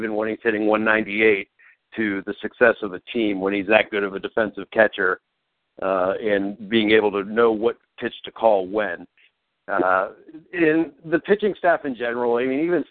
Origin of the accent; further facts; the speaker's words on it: Youngstown, Ohio, United States; now in Columbus, United States; from Youngstown to CBUS